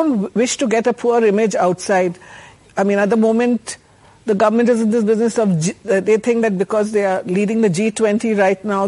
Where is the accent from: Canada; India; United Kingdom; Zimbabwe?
India; I, as an Indian citizen